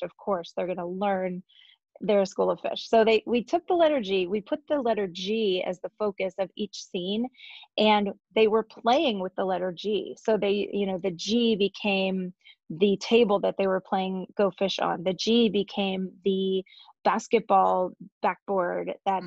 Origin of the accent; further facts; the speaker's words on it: Northwest Pennsylvania, United States; also born or lived in Ohio; I'm from Northwest Pennsylvania, um, originally born in Ohio, but I moved here when I was six. And I grew up in a really musical family